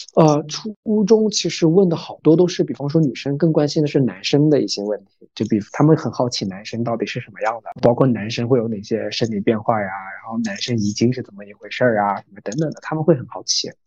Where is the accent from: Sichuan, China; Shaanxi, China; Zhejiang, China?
Zhejiang, China; 我是浙江人嘛